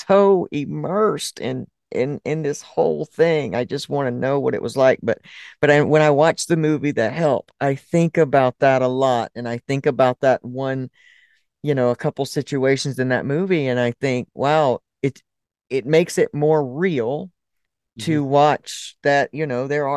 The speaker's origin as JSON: {"language": "English", "region": "the South", "country": "United States", "tie": "born or raised there", "said": "a person who grew up in the South"}